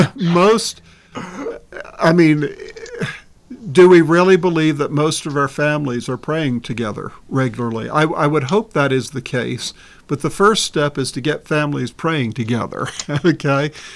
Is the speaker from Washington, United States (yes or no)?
no; Baltimore, Maryland, United States; growing up in Baltimore, just outside of Baltimore City